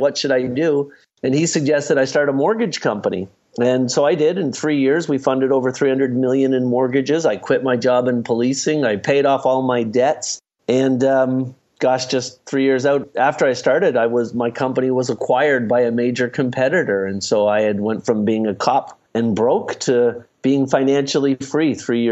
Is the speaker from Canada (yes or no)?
yes; Halifax, Nova Scotia, Canada; moved away; also born or lived in Ottawa, Canada; I grew up in Halifax, Nova Scotia